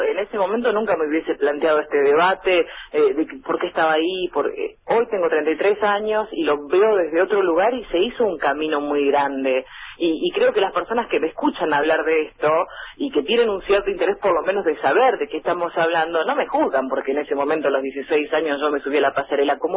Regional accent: General, Río Negro, Argentina; moved away as an adult; now in Bahía Blanca, Argentina; con General ella de donde soy yo, tiene 6.000 habitantes

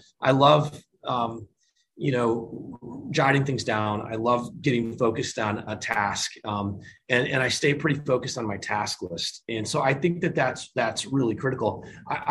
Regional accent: Michigan, United States; moved away; I grew up in Michigan. I'm a Michigan guy

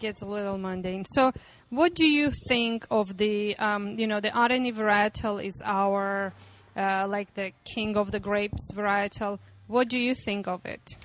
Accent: Armenia; I'm from Armenia

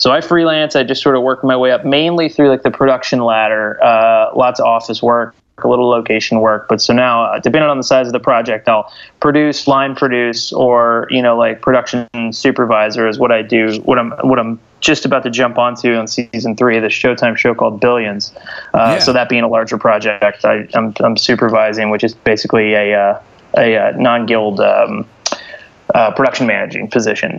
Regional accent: Louisville, Kentucky, United States; moved away as an adult; now in Brooklyn, United States; I'm born and raised in Louisville.

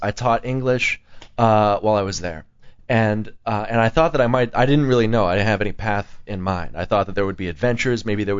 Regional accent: Santa Monica, California, United States; moved away as an adult; also born or lived in New York; I was born in Santa Monica. I grew up around Southern California mainly.

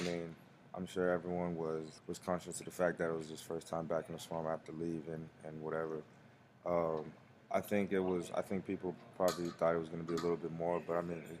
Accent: Broward County, South Florida, United States; I'm from South Florida, Broward County. I grew up with my mom and dad.

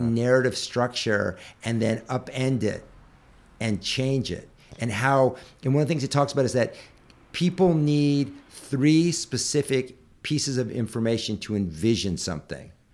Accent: Northern California, United States; I was raised in Northern California in a very upper middle class family

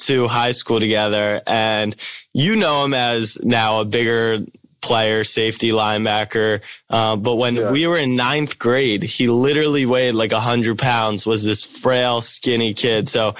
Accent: Maryland, United States; I grew up in Maryland

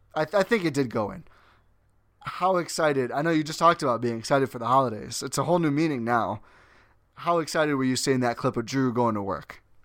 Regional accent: Milwaukee, Wisconsin, United States; born and raised in Milwaukee, Wisconsin

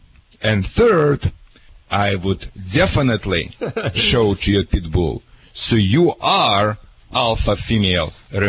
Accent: Michigan, United States; now in Newport Beach, United States; I'm from Michigan originally. Where Barack Obama, you know, homeland. You know, I'm right now living in Newport Beach, California.

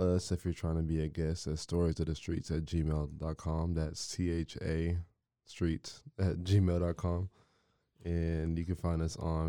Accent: Marlin, Texas, United States; I'm from Marlin. Marlin's smaller than Waco.

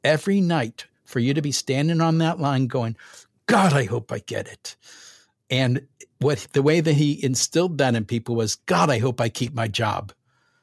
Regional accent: St. Louis, Missouri, United States; I'm from St. Louis

